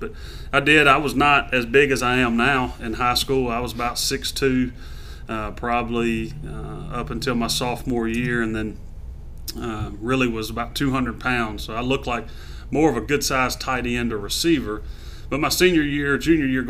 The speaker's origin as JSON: {"language": "English", "town": "Monroe", "region": "Louisiana", "country": "United States", "tie": "born or raised there", "said": "I was born and raised in Monroe, Louisiana."}